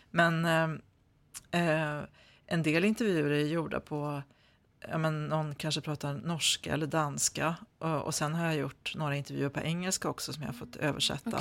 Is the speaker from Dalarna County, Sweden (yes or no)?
yes; Malung, Dalarna County, Sweden; jag är ju född i Malung och pappa var från Malung